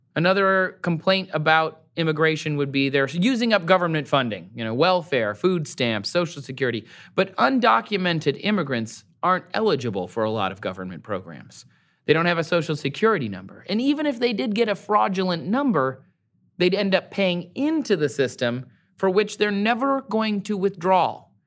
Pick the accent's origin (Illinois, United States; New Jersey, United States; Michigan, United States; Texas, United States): Michigan, United States; born or raised there; moved away